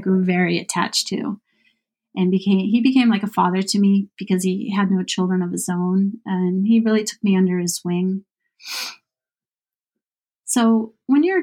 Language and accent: English; Boston, Massachusetts, United States; growing up in Boston was great.